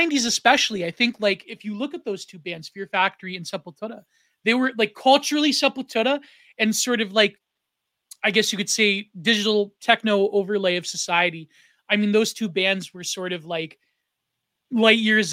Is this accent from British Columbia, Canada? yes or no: no; Southern Ontario, Canada; as a Canadian, as someone from Southern Ontario